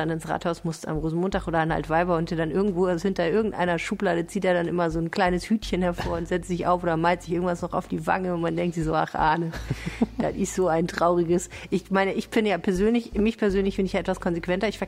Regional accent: Hamburg, Germany; Ich als gebürtige Hamburgerin kann das nur bestätigen.

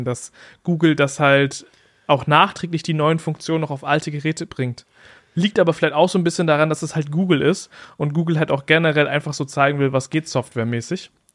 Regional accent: Germany; bei uns in Deutschland

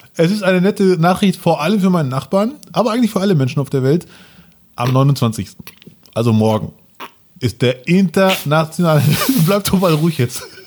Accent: Germany; ich, sehe mich eher als Deutscher mit Einwanderungsoptik

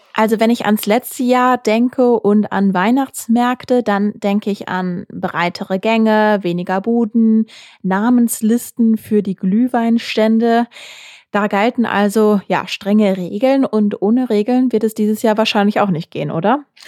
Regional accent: Essen, North Rhine-Westphalia, Germany; in meiner Heimatstadt Essen

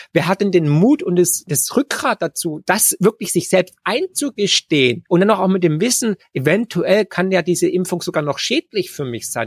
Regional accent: Germany

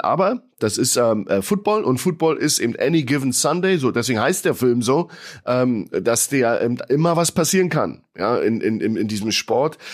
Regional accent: Germany; als Deutscher

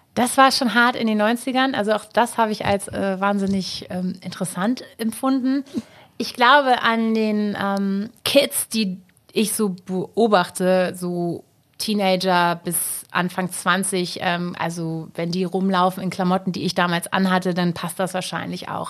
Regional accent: Hamburg, Germany; Hamburg ist halt meine Heimat

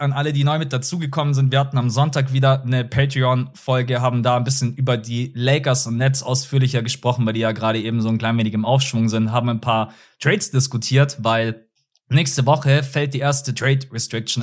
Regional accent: Munich, Bavaria, Germany; Ich wohne in München, ich bin in München geboren und aufgewachsen.

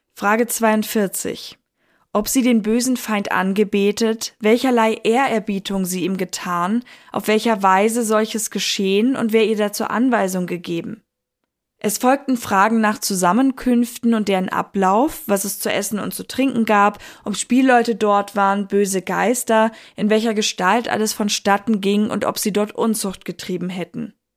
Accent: Northern Germany, Germany; ich bin Deutsche, ich gebe es offen zu. Aus dem hohen Norden komme ich her

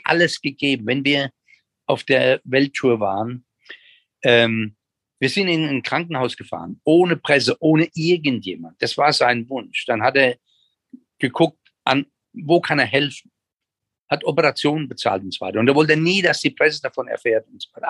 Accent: Germany; als Deutsche

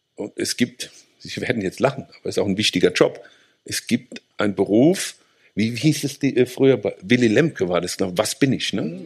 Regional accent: Rhineland-Palatinate, Germany; bei uns in der Pfalz

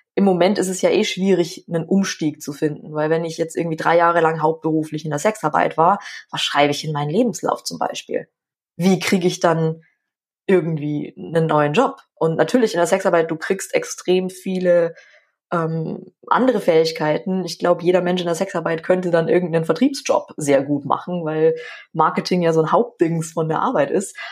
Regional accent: Schwandorf, Bavaria, Germany; ich komme ja aus Schwandorf und da ist die Grenze nach Tschechien jetzt nicht so ja. weit

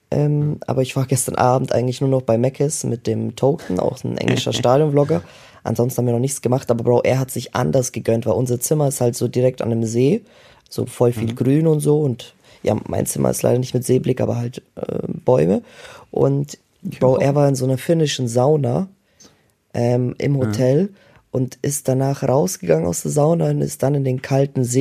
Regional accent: Germany; für uns Deutsche

